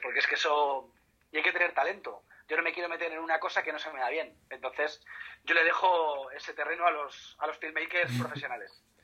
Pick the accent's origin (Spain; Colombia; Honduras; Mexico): Spain; aquí en España